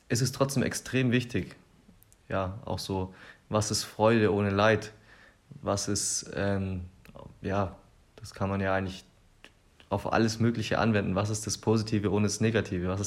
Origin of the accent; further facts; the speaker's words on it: Germany; besonders als Deutsche müssen wir uns dem Thema immer wieder stellen.